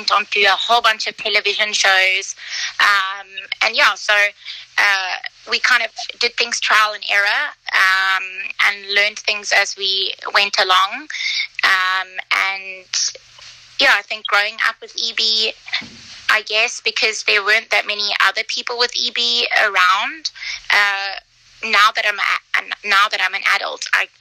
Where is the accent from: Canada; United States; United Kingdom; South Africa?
South Africa; Cape Town, Western Cape; I live in Cape Town in South Africa. I am actually South African and Swiss, but my folks decided to live more near to the sun and near to the safari, so we're from South Africa